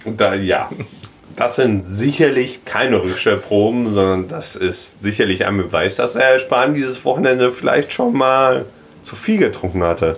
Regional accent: Ruhr area, North Rhine-Westphalia, Germany; ich komme aus dem Ruhrpott, wir sprechen die Wörter anders aus.

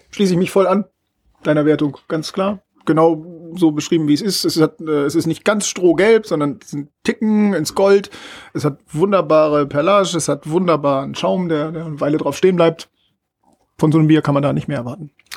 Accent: Northern Germany, Germany; als Norddeutscher

